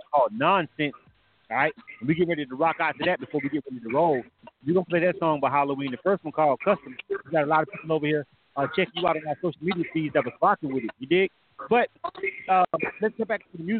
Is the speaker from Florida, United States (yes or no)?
yes; Florida, United States; I'm from Florida